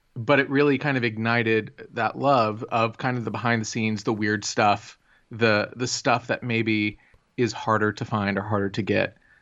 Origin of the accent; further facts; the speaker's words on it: Plano, Texas, United States; I grew up in Plano, Texas